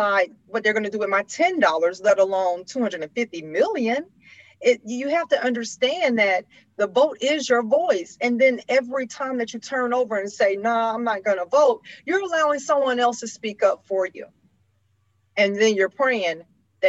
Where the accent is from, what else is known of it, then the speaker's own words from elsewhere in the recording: Georgia, United States; my home state of Georgia.